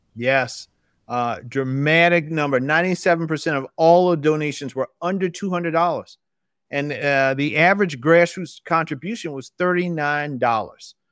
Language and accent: English; South Carolina, United States; I'm from South Carolina originally, still live in South Carolina